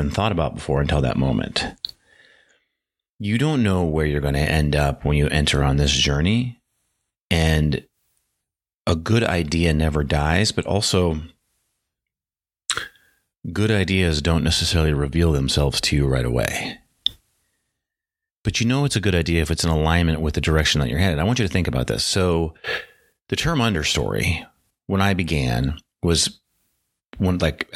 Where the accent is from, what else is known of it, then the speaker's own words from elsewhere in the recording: North Dakota, United States; moved away; also born or lived in Tucson, Arizona; I grew up in North Dakota, strong cowboy culture